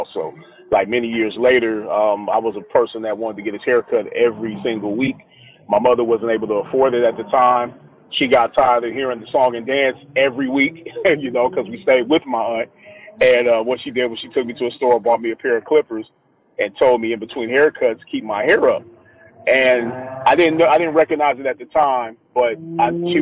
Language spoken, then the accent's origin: English; Los Angeles, California, United States; I'm from Los Angeles originally, Crenshaw and Slauson District on the west side of things